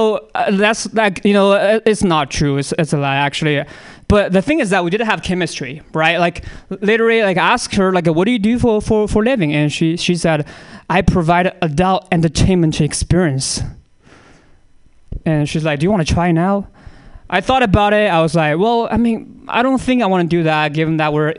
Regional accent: China; I can make this joke, I'm from China, man.

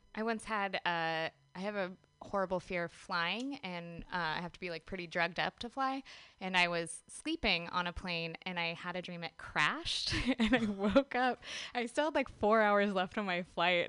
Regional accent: Gresham, Oregon, United States; moved away as an adult; also born or lived in Portland, Oregon; now in San Diego, United States; I'm originally from Gresham, Oregon, um, but I hail from San Diego these days.

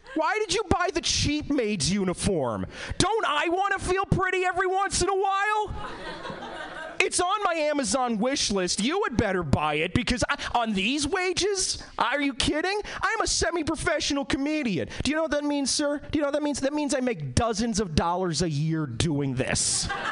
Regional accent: East Coast, United States; now in Seattle, United States; I was born and bred in the East Coast.

